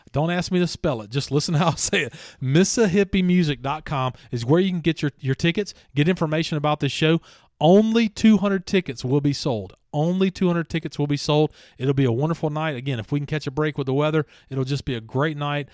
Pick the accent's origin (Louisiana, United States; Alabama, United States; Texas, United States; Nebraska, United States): Louisiana, United States; moved away; I'm from Louisiana